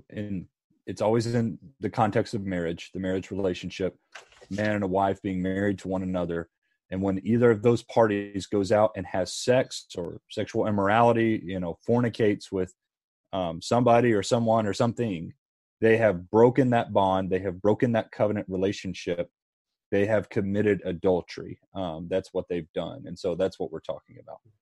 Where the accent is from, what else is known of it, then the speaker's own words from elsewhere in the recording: Harrisburg, Pennsylvania, United States; I'm from Harrisburg, Pennsylvania